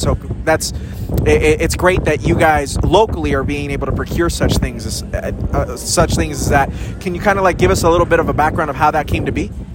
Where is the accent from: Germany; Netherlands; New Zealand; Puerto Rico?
Puerto Rico; moved away; I'm from Puerto Rico. My my, my peeps got hit by Fiona